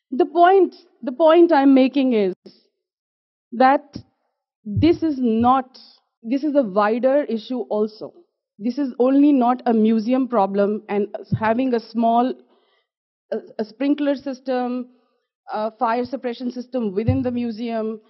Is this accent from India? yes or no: yes; Jammu and Kashmir, India; I am from Jammu and Kashmir in India